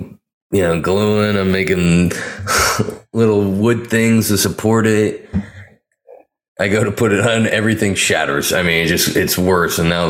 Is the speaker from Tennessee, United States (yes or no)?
no; Pleasanton, California, United States; my hometown, Pleasanton.